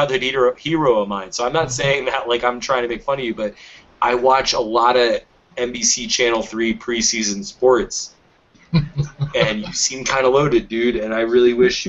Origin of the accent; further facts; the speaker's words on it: Lorain, Ohio, United States; I'm from Lorraine.